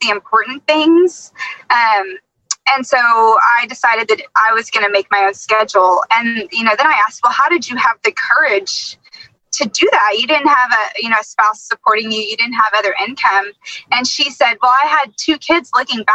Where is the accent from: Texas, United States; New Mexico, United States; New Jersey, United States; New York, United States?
Texas, United States; Dallas; I grew up in Dallas, half my family is from West Texas